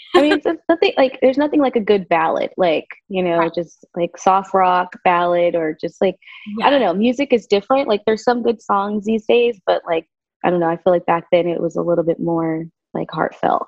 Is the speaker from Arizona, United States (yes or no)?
no; Southern California, United States; also born or lived in Las Vegas, Nevada / Keller, Texas / New York; now in Northwest Florida, United States; I was born and raised mostly in California, Southern California.